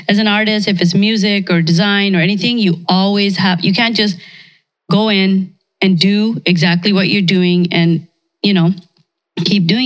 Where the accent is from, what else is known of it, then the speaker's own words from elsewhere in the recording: India; now in Canada; I'm from India, but I'm a Canadian.